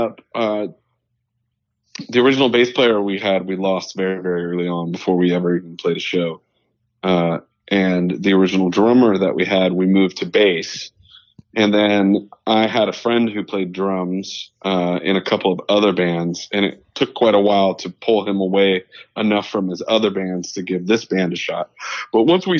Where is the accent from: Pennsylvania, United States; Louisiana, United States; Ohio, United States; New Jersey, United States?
Pennsylvania, United States; Meadville; I actually grew up in northwestern Pennsylvania in between Erie and Pittsburgh in a really small town called Meadville